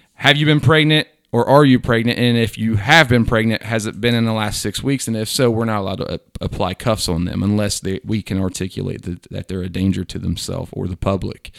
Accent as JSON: {"language": "English", "region": "Southwest Ohio", "country": "United States", "tie": "born or raised there", "said": "I'm from Southwest Ohio with two hundred, uh, students in my class."}